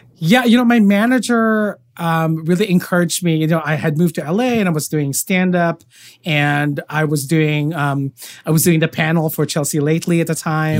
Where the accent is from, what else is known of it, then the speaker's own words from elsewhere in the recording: Philippines; I'm Filipino